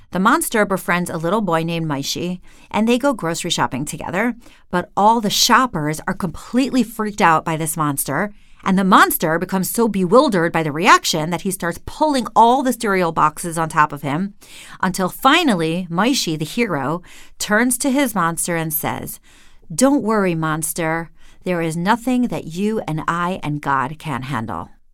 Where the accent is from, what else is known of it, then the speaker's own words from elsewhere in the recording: Cleveland, Ohio, United States; Here in my hometown of Cleveland